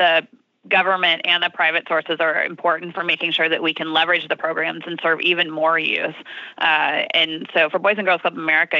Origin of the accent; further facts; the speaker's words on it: Pacific Northwest, United States; I'm from the Pacific Northwest, so I'm with you.